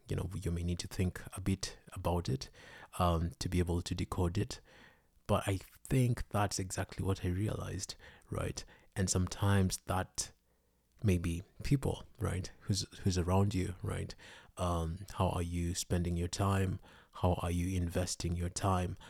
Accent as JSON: {"language": "English", "country": "Kenya", "tie": "born or raised there", "said": "I was born in Kenya"}